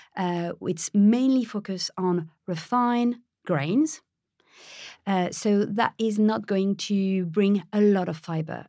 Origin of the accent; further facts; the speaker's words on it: Paris, Île-de-France, France; moved away; I was born in France, I was raised in Paris